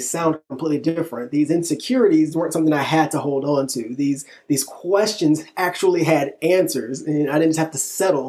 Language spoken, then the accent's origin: English; Illinois, United States; now in Texas, United States; I'm from Illinois originally. Me and my wife met in middle school, started dating in high school